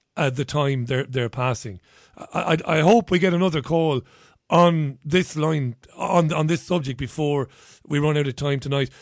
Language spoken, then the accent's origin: English; Waterford, Munster, Ireland; So I grew up in Waterford